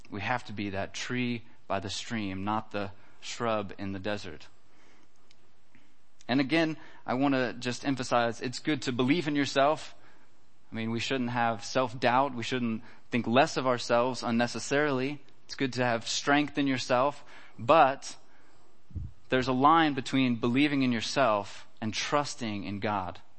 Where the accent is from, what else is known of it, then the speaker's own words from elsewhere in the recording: United States; now in Germany; I think this is kind of funny just because I come from America and it's a lot different there. But uh, here in Germany, it's very important to have insurance for everything.